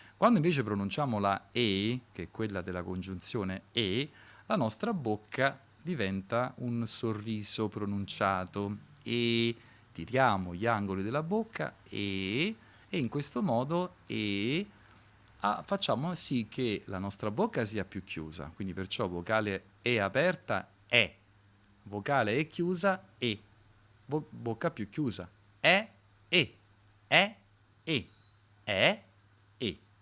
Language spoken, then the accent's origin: Italian; Naples, Campania, Italy; io prima di tutto che sono napoletano